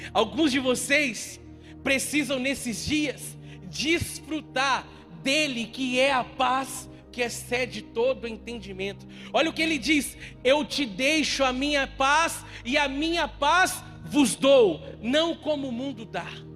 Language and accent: Portuguese; Minas Gerais, Brazil; eu como bom mineiro